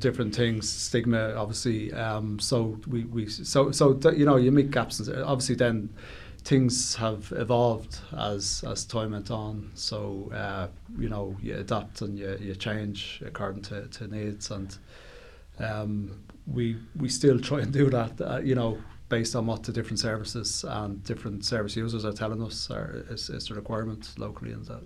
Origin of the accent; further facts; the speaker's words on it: Dublin, Leinster, Ireland; I grew up in Ballymun